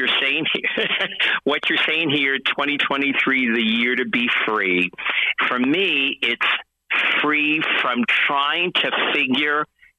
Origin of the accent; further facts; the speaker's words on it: New York, United States; moved away; "Your accent." And then we started talking. "Oh, you're from New York originally." "Oh, yeah, I'm from New York."